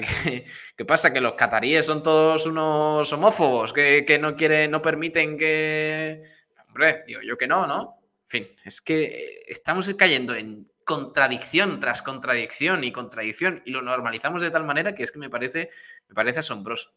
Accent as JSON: {"language": "Spanish", "country": "Spain", "said": "somos españoles"}